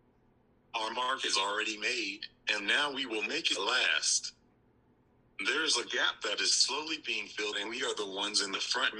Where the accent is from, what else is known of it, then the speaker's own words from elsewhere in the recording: Louisville, Kentucky, United States; the small community we had in my hometown in Louisville, Kentucky